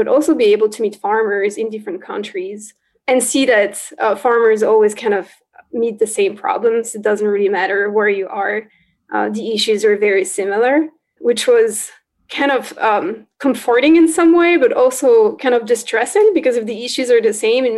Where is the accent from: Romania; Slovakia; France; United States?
France; northeastern France; moved away; I grew up in France on a farm in northeastern France